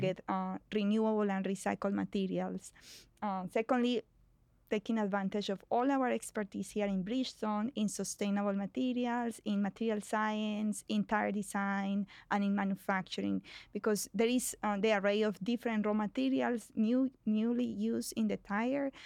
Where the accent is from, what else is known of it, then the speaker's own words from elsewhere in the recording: Colombia; moved away as an adult; now in United States; I was, um, born and raised in Colombia